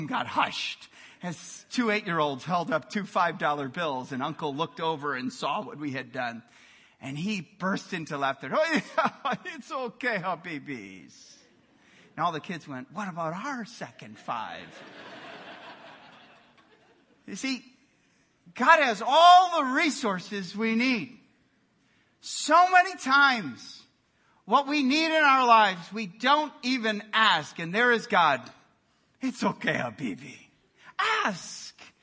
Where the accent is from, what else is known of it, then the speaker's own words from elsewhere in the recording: Milwaukee, Wisconsin, United States; In Milwaukee, Wisconsin, we would get together growing up on Christmas Eve